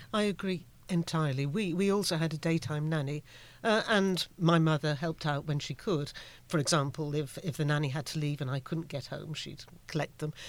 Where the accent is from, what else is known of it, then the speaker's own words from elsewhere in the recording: United Kingdom; I'm from the United Kingdom